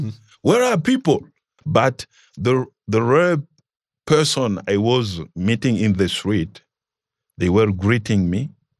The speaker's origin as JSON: {"language": "English", "country": "DR Congo", "also_born_or_lived": "Zambia", "moved": "as an adult", "lives_now": "Kenya", "said": "I was rejected because I came from Congo, passing by Zambia, Tanzania, and Kenya."}